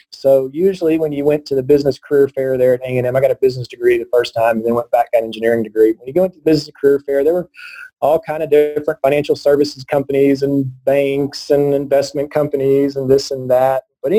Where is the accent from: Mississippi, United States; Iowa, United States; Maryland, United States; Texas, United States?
Texas, United States; also born or lived in Northern Virginia; as an Aggie and as a Texan.